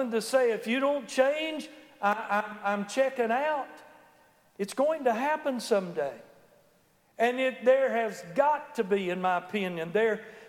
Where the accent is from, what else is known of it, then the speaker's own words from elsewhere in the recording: United States; being an American